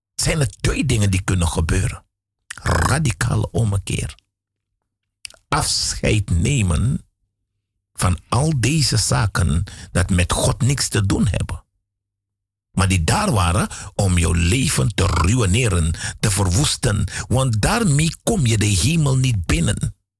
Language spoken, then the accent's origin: Dutch; Suriname; moved away; Ik ben een Surinaamse jongen, want ik ben in Suriname geboren.